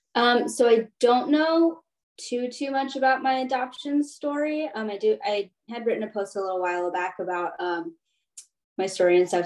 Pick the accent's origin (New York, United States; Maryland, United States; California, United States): Maryland, United States; Baltimore County; also born or lived in Anhui, China; I grew up in the in Baltimore County